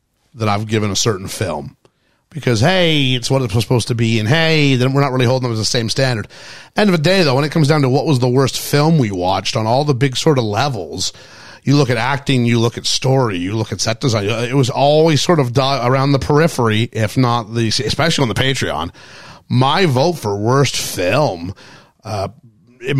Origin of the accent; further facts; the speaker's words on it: Canada; Canadian, I'm Canadian